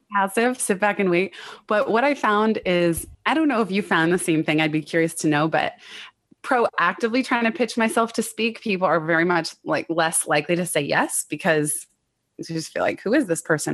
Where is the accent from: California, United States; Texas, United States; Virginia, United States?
California, United States; Silicon Valley; I grew up in Silicon Valley